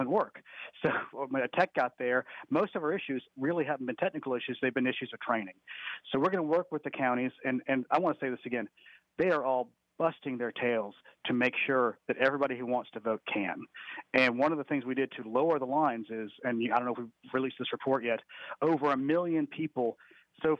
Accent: Sandy Springs, Georgia, United States; Sandy Springs Library in my hometown.

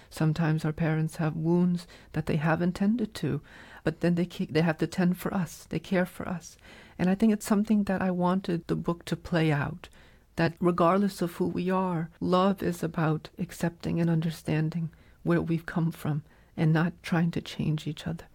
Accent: New England, United States; growing up in New England

